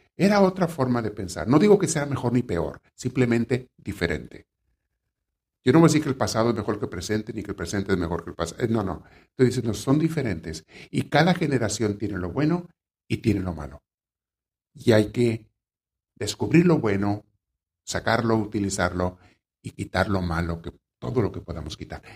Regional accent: Mexico; A mí me tocó conocer gente en mi pueblo, en México, donde me creé niño

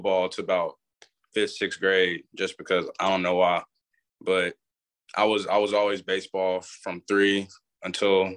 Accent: Atascocita, Texas, United States; also born or lived in Nacogdoches, Texas; I ended up moving to Houston, Texas. And I'm from a Atascocita

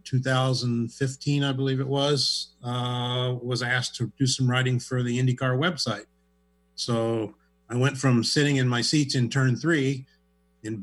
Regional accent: Midwest, United States; moved away as an adult; also born or lived in Springfield, Missouri; now in Seattle, United States; I grew up in the Midwest

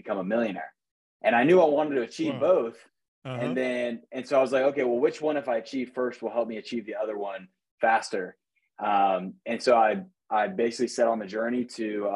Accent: Jacksonville Beach, Florida, United States; I was born and raised in Jacksonville Beach, Florida

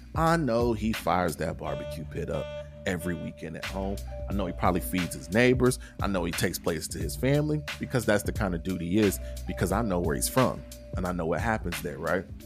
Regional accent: Kentucky, United States; my home state of Kentucky

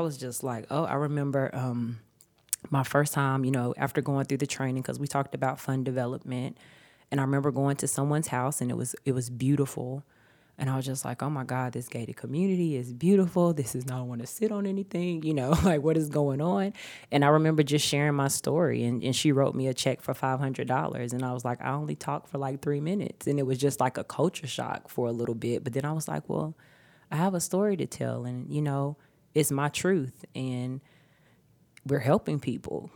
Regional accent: Charlotte, North Carolina, United States; I was raised here in Charlotte, North Carolina

